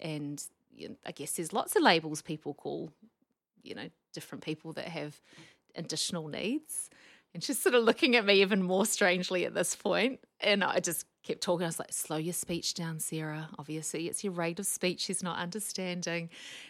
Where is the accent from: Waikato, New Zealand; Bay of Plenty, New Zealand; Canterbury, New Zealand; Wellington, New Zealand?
Wellington, New Zealand; also born or lived in Auckland, New Zealand; I grew up in New Zealand. You can tell from the very strong accent I haven't managed to lose. So I grew up in Wellington and my dad was in the army, so we travelled around quite a lot during my childhood.